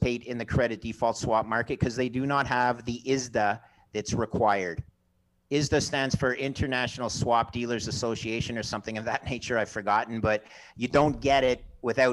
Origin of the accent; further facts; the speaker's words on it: Canada; also born or lived in Montreal, Canada; I'm Canadian.